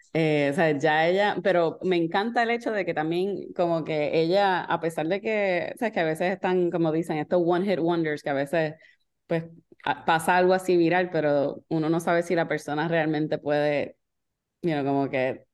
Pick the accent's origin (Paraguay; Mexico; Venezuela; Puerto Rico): Puerto Rico; moved away; originalmente yo soy de Puerto Rico